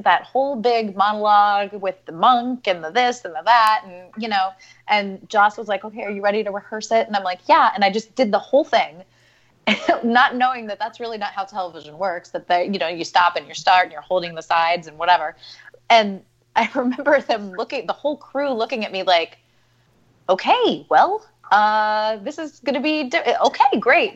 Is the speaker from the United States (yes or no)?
yes; Central Ohio, United States; I grew up in Central Ohio